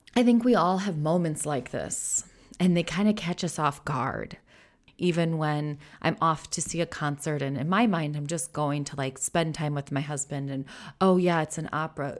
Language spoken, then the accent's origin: English; United States; moved away as an adult; now in Netherlands; I'm an American living in the Netherlands